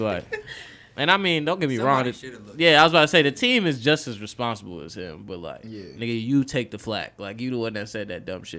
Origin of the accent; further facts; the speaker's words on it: Charlotte, North Carolina, United States; also born or lived in New York / Greensboro; I lived in New York. I was born in New York. Y'all don't see me throwing up nothing from New York. The fuck? Y'all see me claiming Charlotte.